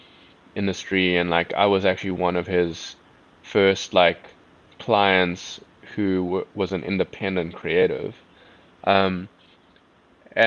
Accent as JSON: {"language": "English", "country": "South Africa", "accent": "South African", "said": "my South African accent"}